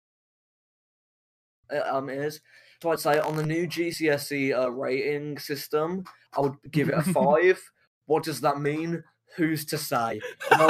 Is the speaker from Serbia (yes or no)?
no; United Kingdom; I'm a British man